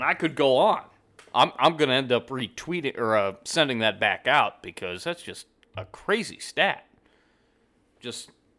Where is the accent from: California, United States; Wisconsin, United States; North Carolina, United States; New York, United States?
California, United States; I'm from California originally, I grew up a 49ers fan